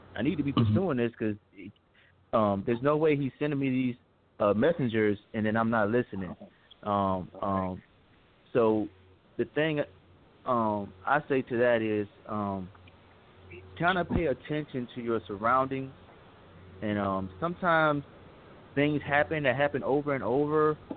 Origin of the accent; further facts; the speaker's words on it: Aiken, South Carolina, United States; now in Lawrenceville, United States; I'm from Aiken, South Carolina